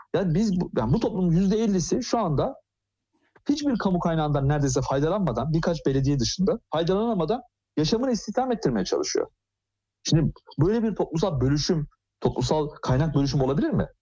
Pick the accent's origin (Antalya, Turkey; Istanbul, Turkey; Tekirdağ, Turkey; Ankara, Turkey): Ankara, Turkey; Ben Ankara'da büyüdüm